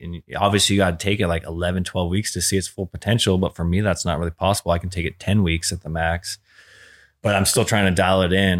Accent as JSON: {"language": "English", "town": "San Diego", "region": "California", "country": "United States", "tie": "born or raised there", "said": "we are from Ocean Beach, the same town as them"}